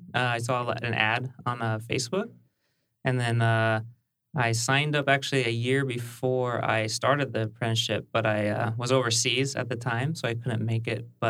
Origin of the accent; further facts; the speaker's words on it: San Luis Obispo County, California, United States; also born or lived in Japan; I grew up in San Luis Obispo County.